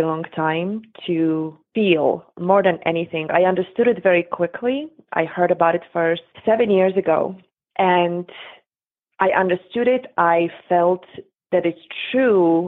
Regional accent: Poland; moved away; I grew up in Poland in late 70s, 80s, and early 90s

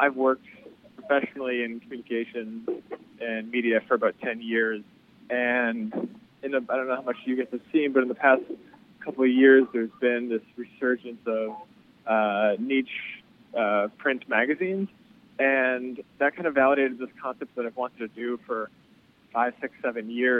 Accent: Boston, Massachusetts, United States; moved away as an adult; now in New York, United States; stay-at-home defenseman growing up in Boston

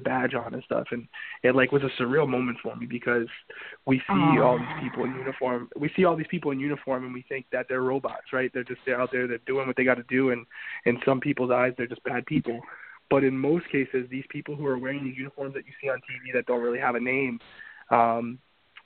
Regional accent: Central Falls, Rhode Island, United States; I grew up there. I grew up in Central Falls.

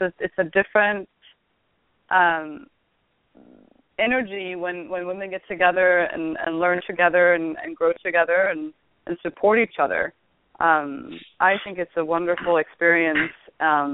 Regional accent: Sweden; now in United States; growing up in Sweden, there was a lot more women who played

